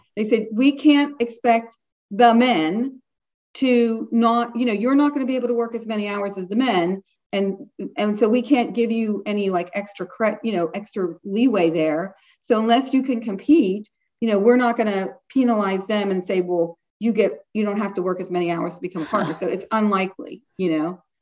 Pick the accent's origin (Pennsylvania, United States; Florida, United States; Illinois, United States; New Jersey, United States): Pennsylvania, United States; Pittsburgh; moved away as an adult; also born or lived in England / Washington, D.C.; I did not come from a lot of money. I'm from Pittsburgh, not, you know, the fancy part